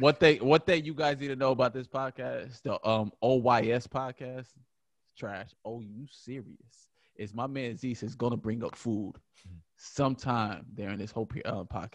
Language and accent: English; Buffalo, New York, United States; I'm from Buffalo, New York